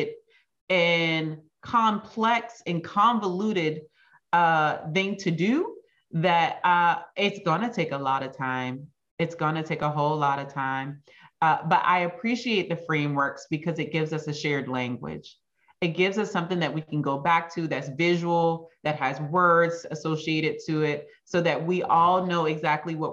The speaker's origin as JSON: {"language": "English", "country": "United States", "said": "there are some characteristics about being an American that don't always serve us well"}